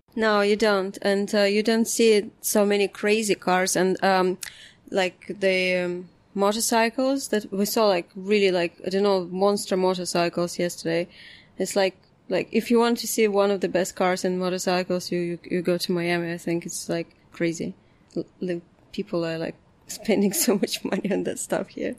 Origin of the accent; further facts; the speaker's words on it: Lithuania; moved away as an adult; also born or lived in London, United Kingdom; when I lived in Lithuania